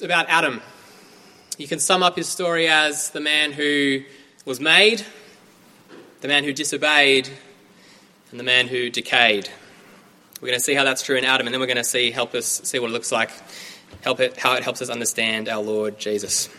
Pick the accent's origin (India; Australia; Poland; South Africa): Australia; moved away as an adult; now in Cambridge, United Kingdom; I'm from Australia. I'm here studying a PhD in Old Testament Studies in the Faculty of Divinity at the University of Cambridge